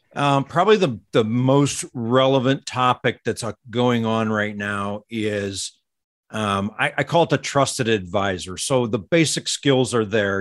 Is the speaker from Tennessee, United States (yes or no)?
no; St. Louis, Missouri, United States; I grew up in the Saint Louis suburbs